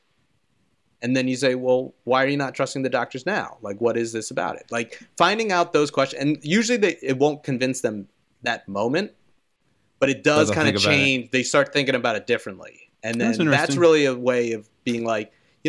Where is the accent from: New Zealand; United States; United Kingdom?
United States; Philadelphia, Pennsylvania; I'm from Philadelphia